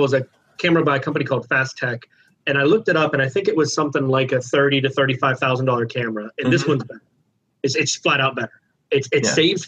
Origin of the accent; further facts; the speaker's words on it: Ohio, United States; the same town that I grew up in Ohio